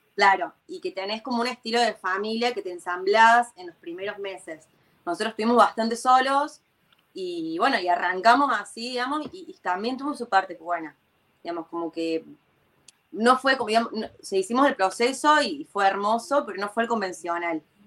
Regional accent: Córdoba, Argentina; moved away as an adult; now in Tel Aviv, Israel; yo vengo de Córdoba encima, ni siquiera de Buenos Aires. Entonces, en Córdoba la gente somos muy, muy amenos

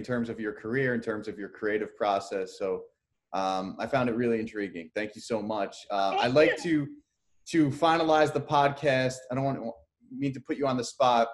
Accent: New Jersey, United States; I'm from Jersey

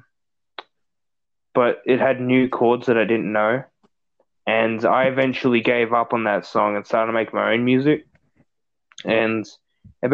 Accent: Australia; I'm Australian.

